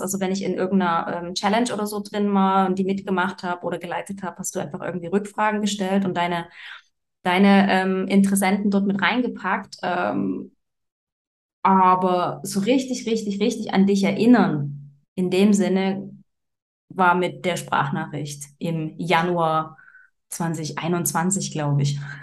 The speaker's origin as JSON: {"language": "German", "country": "Germany", "moved": "as an adult", "lives_now": "Switzerland", "said": "ich bin ursprünglich äh, aus Deutschland"}